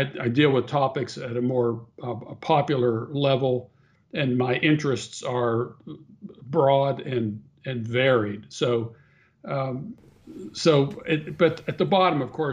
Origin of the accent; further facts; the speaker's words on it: Pittsburgh, Pennsylvania, United States; moved away; I grew up in Pittsburgh, Pennsylvania